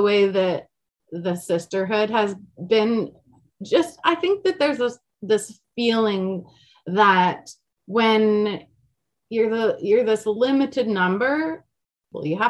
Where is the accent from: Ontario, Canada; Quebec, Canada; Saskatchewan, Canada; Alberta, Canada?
Alberta, Canada; I'm from Alberta, and then also the Swiss thing